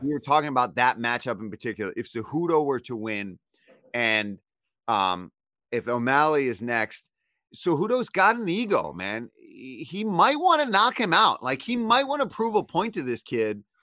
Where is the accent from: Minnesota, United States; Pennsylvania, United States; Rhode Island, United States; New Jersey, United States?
Pennsylvania, United States; Philadelphia; I'm from Philly